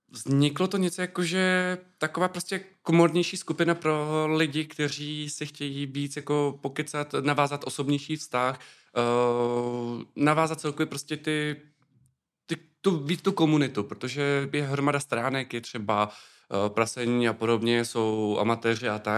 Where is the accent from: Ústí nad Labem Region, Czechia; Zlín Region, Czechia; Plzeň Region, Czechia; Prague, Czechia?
Ústí nad Labem Region, Czechia; Ústí nad Labem; Eh, z Ústí nad Labem.